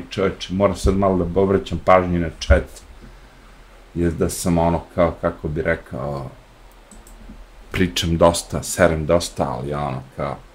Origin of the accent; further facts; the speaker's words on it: Smederevo, Podunavlje District, Serbia; moved away as an adult; also born or lived in Novi Sad, Serbia / Belgrade, Serbia / New York, United States; ja sam odrastao u Dunavu, Smederevu, Uh, u Novom Sadu sam imao Dunav, u Beogradu sam imao Dunav